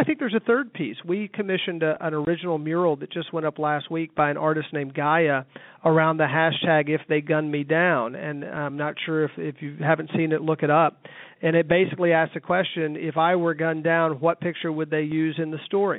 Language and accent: English; Arkansas, United States; moved away as an adult; now in Atlanta, United States; I was born in Arkansas in the early 70s